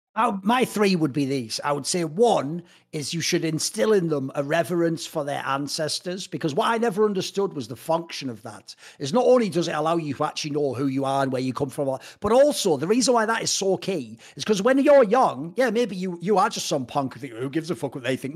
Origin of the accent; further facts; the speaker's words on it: England, United Kingdom; I come from England